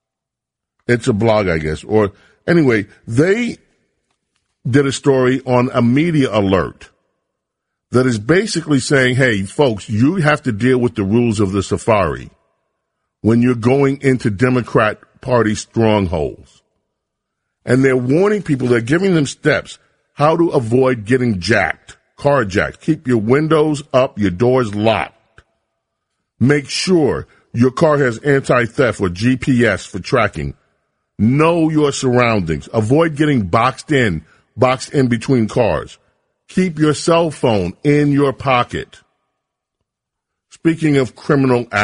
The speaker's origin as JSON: {"language": "English", "town": "New York City", "region": "New York", "country": "United States", "tie": "born or raised there", "said": "I'm from Queens. I grew up in Hollis, Queens, St. Albans, Queens, Jamaica, Queens."}